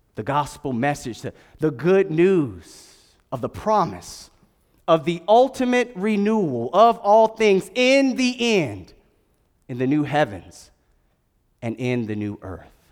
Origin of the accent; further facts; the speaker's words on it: Durham, North Carolina, United States; moved away; I was born at Durham Regional Hospital and, uh, went to Durham School of the Arts way back in the day.